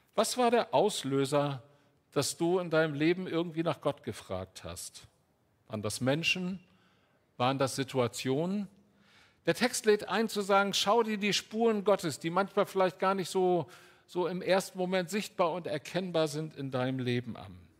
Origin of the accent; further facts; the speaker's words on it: Northern Germany, Germany; also born or lived in Altes Land / Ruhr area; Ich bin auf einem Kleinbauernhof groß geworden im Norden Deutschlands